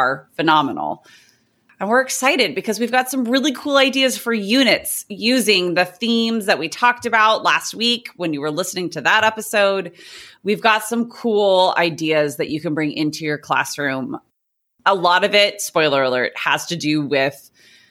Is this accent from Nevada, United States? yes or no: no; Southern California, United States; I'm a teacher from Southern California.